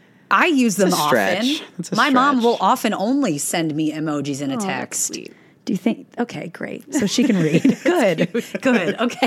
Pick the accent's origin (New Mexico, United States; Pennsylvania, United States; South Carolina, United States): Pennsylvania, United States; Philadelphia; now in Los Angeles, United States; I'm from Philly. I'm from the East Coast